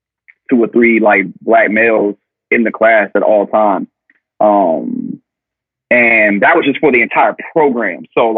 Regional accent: the South, United States; growing up in the South and growing up in a traditional household

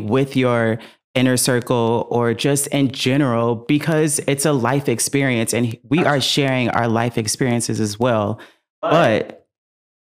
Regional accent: the Valley, California, United States; accent: Valley Girl; because we are from the Valley.

